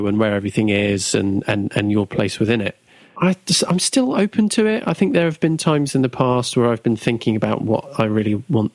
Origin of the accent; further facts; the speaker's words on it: Southampton, South East England, United Kingdom; I've only ever been in Southampton. So I haven't relocated.